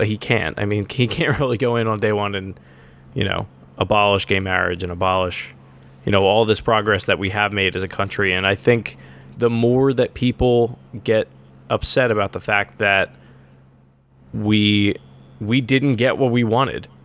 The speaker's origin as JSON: {"language": "English", "town": "Horsham", "region": "Pennsylvania", "country": "United States", "tie": "born or raised there", "said": "Horsham, which my hometown"}